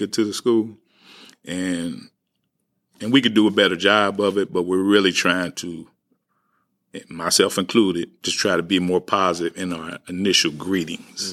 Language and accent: English; St. Louis, Missouri, United States; also born or lived in Walnut Park, St. Louis; I grew up in the Ville. I grew up partly in Walnut Park. Uh, but I, I grew up really in that Ville area